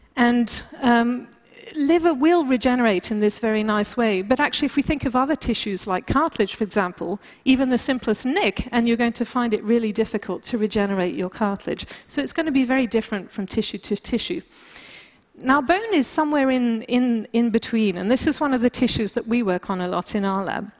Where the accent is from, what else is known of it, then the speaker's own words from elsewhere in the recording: France; moved away; also born or lived in United Kingdom; being British uh, and, and, also growing up in France, I tend to be very uh, blunt